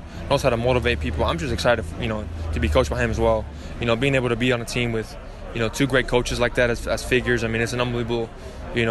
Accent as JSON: {"language": "English", "region": "California", "country": "United States", "said": "here in my home, you know, my home state, 2 hours away from home"}